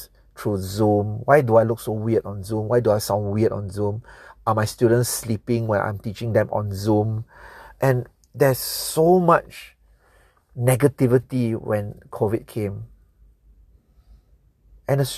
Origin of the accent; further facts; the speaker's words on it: Singapore; I'm from Singapore. Singapore